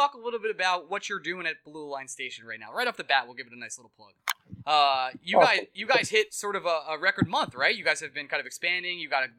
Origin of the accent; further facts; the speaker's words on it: New York, United States; I'm from New York.